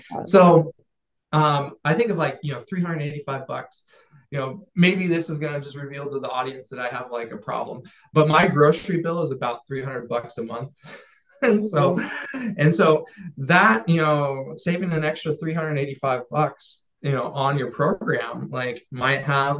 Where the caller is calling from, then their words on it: California, United States; I'm coming from the Central Coast of California. That's where I'm speaking to you from today, you know, and so it's got a higher cost of living.